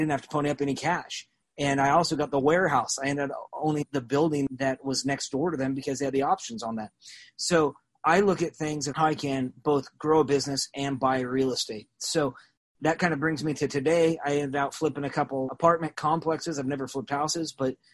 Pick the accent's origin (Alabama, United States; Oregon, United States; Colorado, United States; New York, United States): Oregon, United States; Salem; now in Springfield, United States; I grew up in Salem, Oregon, and went to public school